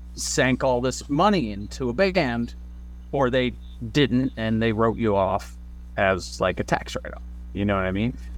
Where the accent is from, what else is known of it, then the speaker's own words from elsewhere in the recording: New Jersey, United States; we're from Jersey because we literally are from Jersey everywhere